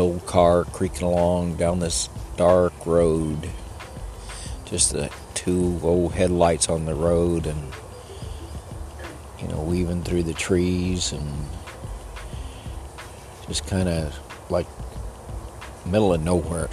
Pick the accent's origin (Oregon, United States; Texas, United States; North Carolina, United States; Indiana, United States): Texas, United States; El Paso; I was born in El Paso, down by the Rio Grande in the lower valley